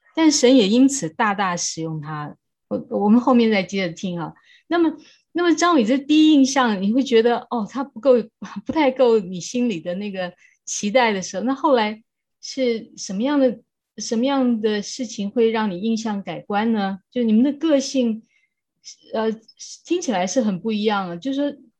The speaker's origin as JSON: {"language": "Chinese", "country": "Taiwan", "tie": "born or raised there", "said": "我们都是在台湾长大的"}